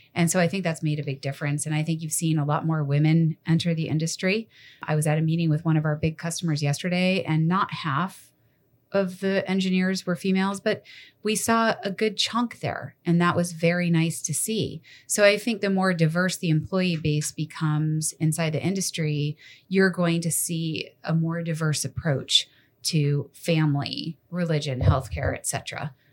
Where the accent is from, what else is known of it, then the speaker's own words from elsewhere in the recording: Massachusetts, United States; moved away; growing up in Massachusetts